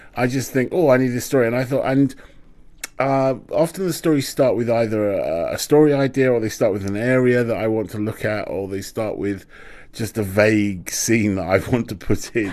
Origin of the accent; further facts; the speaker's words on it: London, United Kingdom; I'm a Londoner. That's that's my relationship with London